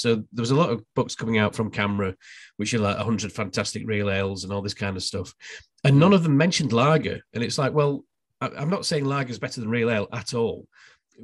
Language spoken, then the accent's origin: English; Barnsley, Yorkshire and the Humber, United Kingdom; moved away as an adult; now in London, United Kingdom; I grew up in Barnsley